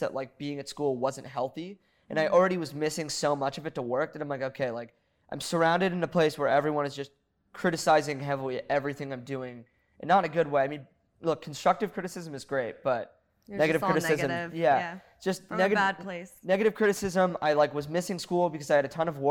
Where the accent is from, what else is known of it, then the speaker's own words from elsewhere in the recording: Laguna Beach, California, United States; I grew up in Laguna